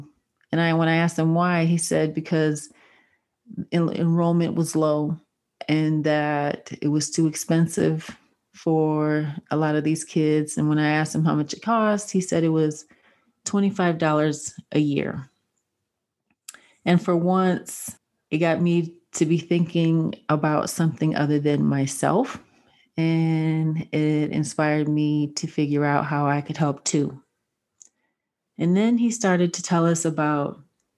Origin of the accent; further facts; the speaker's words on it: Detroit, Michigan, United States; I grew up on the Northwest side of Detroit in the 1980s